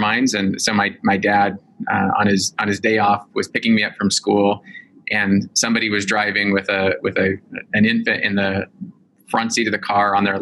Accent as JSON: {"language": "English", "town": "Salt Lake City", "region": "Utah", "country": "United States", "tie": "born or raised there", "said": "I grew up in Salt Lake City, Utah"}